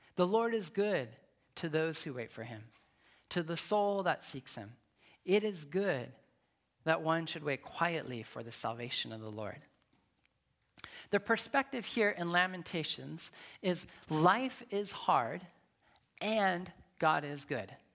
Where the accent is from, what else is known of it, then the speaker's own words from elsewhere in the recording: Nevada, United States; moved away; also born or lived in Long Beach / Atlanta; I'm from Nevada. There's no water in Nevada.